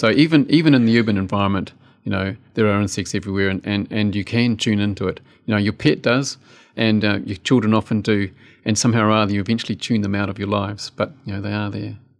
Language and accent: English; New Zealand; also born or lived in West Coast, New Zealand / Canterbury, New Zealand / Otago, New Zealand; growing up in the South Island, you know, Te Waiponumu, And I've lived in almost